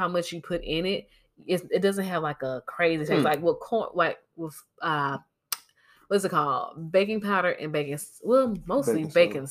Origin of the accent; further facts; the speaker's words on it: Georgia, United States; moved away; I'm from Georgia